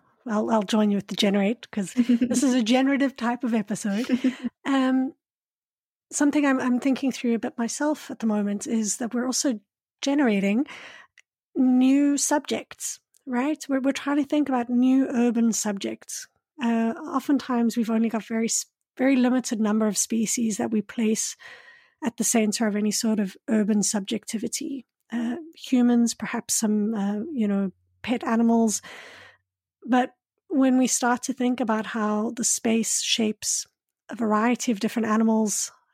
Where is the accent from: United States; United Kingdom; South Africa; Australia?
South Africa; Johannesburg, Gauteng; And I grew up in Johannesburg, and we'd often call it, I think at one point it was called the largest man-made forest, because we have so many.